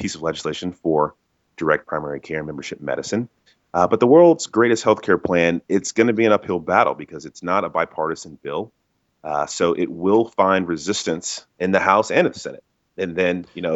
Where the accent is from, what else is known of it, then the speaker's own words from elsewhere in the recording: Dallas, Texas, United States; came back home to Dallas. I'm originally from Dallas